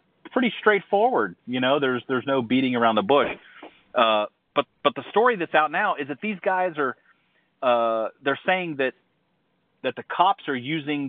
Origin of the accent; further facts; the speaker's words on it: Ohio, United States; I grew up in Ohio